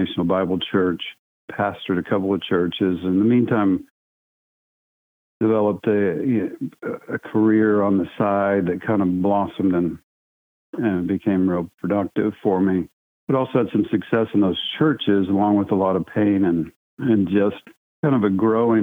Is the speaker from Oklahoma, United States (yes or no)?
yes; Oklahoma, United States; I was born in Oklahoma. Was raised Southern Baptist.